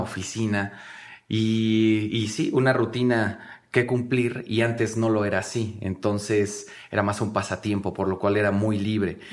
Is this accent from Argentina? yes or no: no; Mexico City, Mexico; fuimos todos, eh, sacados de Iztapalapa, todos venimos de Iztapalapa, de escuelas públicas